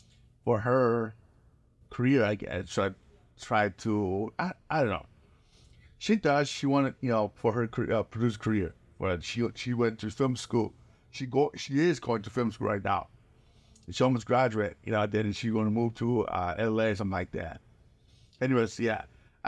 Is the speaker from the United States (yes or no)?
no; South Korea; I was growing up in Korea